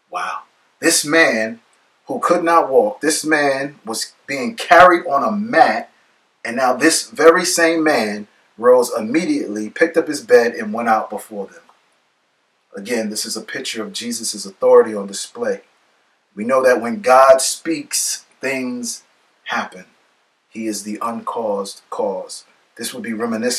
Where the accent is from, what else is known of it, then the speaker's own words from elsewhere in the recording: New York City, New York, United States; Growing up in the Bronx